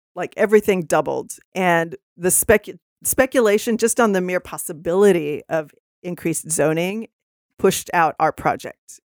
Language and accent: English; Texas, United States; now in Seattle, United States; I'm from Texas originally.